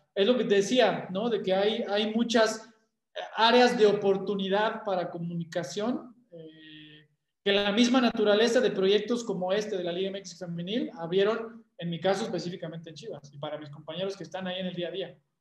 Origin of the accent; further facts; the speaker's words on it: Mexico; como mexicano que soy